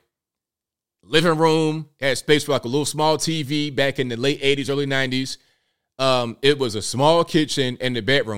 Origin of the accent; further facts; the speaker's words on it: Newport News, Virginia, United States; we came from West Virginia to Virginia in a small mobile home. Parked it right there in the hood in Newport News